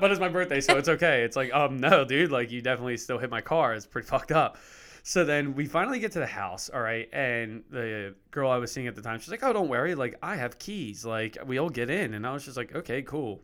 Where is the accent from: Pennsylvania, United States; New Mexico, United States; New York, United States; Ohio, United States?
Pennsylvania, United States; Lansdale; born or raised there